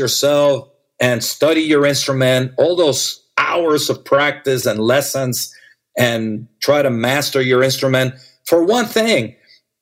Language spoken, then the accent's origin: English; Las Vegas, Nevada, United States; I grew up with dancers in Las Vegas